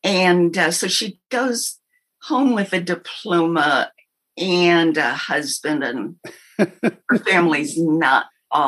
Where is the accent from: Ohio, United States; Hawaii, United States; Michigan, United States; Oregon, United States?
Hawaii, United States; Oahu; I was born and raised in Hawaii.